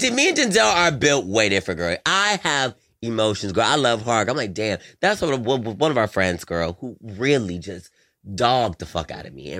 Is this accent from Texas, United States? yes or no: no; Raleigh, North Carolina, United States